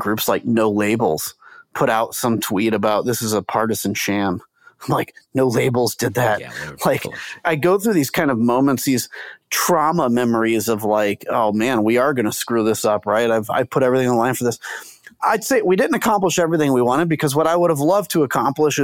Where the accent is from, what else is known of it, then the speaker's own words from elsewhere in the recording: United States; as an American